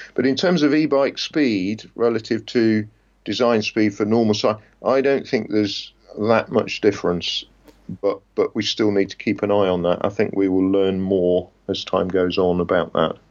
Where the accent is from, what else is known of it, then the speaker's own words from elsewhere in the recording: Leicester, East Midlands, United Kingdom; moved away; which was my hometown